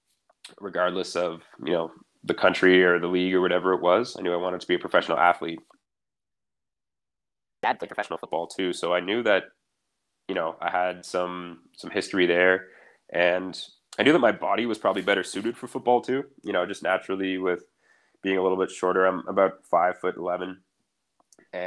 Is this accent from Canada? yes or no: yes; Ottawa Valley, Ontario, Canada; I decided to goalie for both the Goldberg Rams and the Ottawa Valley Titans growing up.